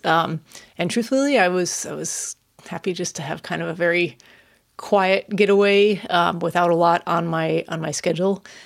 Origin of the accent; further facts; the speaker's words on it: Chicago, Illinois, United States; it's my hometown